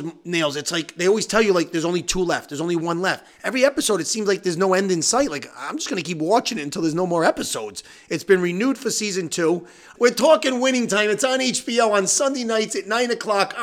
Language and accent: English; Johnston, Rhode Island, United States; my hometown, Johnston Panthers